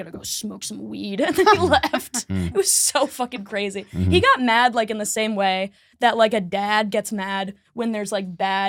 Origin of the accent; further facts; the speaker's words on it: Detroit, Michigan, United States; Anyway, I'm from Detroit.